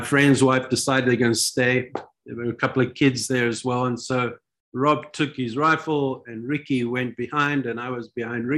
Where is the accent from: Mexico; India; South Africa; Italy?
South Africa; also born or lived in Israel; I'm from South Africa